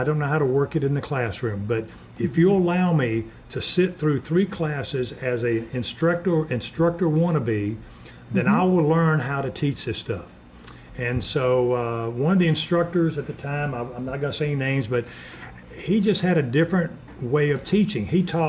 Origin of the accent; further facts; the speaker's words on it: Montgomery, Alabama, United States; moved away as an adult; also born or lived in Gaffney, South Carolina / Birmingham, Alabama; I grew up in Montgomery, Alabama, and I wanted to get back to Alabama.